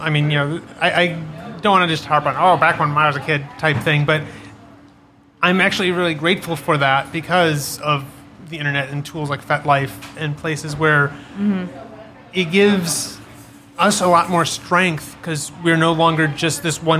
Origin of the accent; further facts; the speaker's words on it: Chicago, Illinois, United States; growing up in Chicago, I was up on the north side